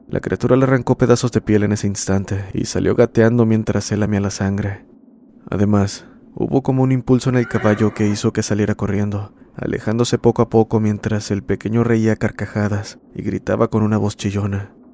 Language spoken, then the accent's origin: Spanish; Ecuador; soy de Ecuador, nuevamente compartiendo una experiencia